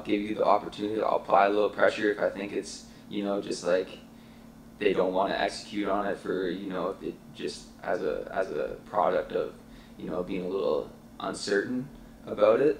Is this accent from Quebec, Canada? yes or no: no; Muskoka, Ontario, Canada; I'm from Muskoka